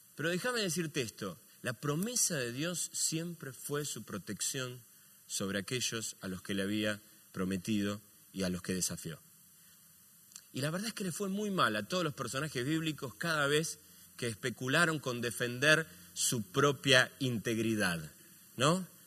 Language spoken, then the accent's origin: Spanish; Argentina; accidentalmente nacimos aquí en la Argentina, muchos de nosotros